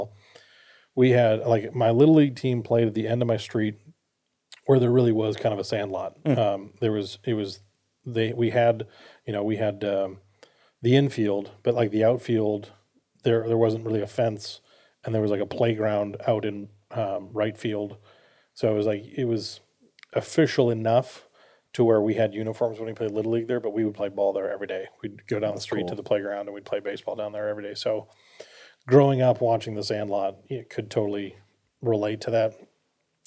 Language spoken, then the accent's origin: English; Minnesota, United States; I grew up in Minnesota